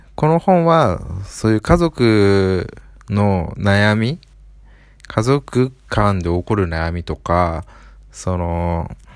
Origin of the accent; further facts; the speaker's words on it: Aichi, Japan; 愛知県生まれってことなので、まあ出身同じなんで